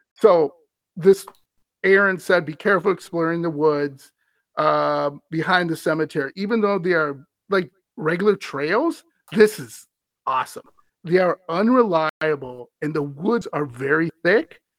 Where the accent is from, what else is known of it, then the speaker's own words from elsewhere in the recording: Wisconsin, United States; I'm from Wisconsin.